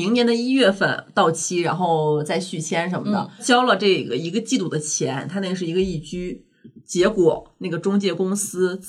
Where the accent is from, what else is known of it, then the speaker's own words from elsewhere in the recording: Northeast China, China; 我们东北人就是说话凶点儿。